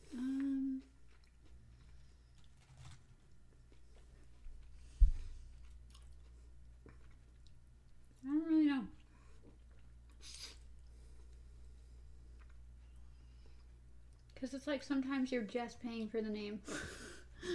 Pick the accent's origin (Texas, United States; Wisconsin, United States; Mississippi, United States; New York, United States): Wisconsin, United States; I grew up mostly in Wisconsin